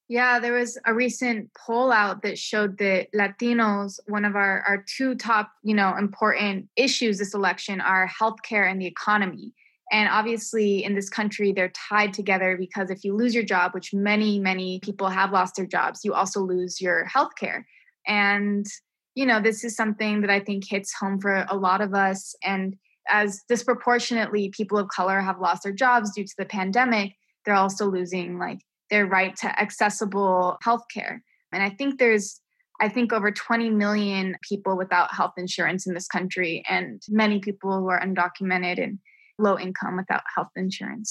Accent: New Mexico, United States; also born or lived in New York; I was born and raised in New Mexico

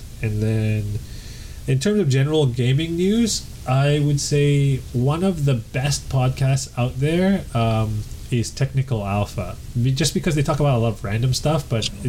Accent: Canada; I'm Canadian

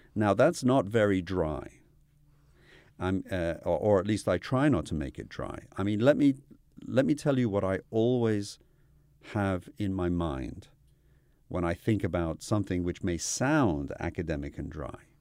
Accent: United Kingdom; moved away; also born or lived in Iran / United States; I grew up in the U K

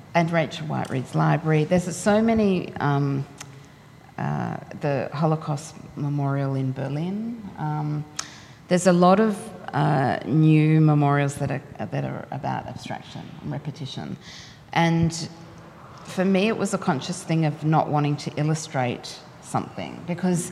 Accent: Australia; cultural identity as an Australian

